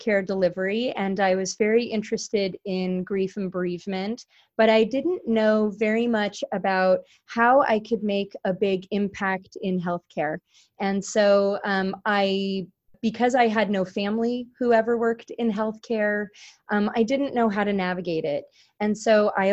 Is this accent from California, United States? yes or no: yes; Carlsbad, California, United States; I grew up actually in the Carlsbad and Oceanside, California area in unincorporated San Diego County, California.